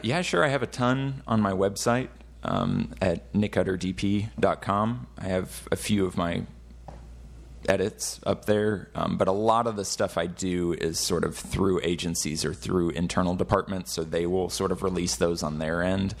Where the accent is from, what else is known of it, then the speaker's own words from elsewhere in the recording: Fort Worth, Texas, United States; I'm actually from Fort Worth